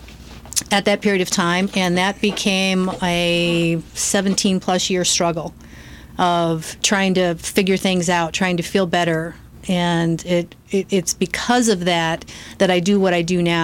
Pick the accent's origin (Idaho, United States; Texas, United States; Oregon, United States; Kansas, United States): Oregon, United States; also born or lived in St. Louis, Missouri; we moved to Oregon. So I spent most of my years in Oregon and loved it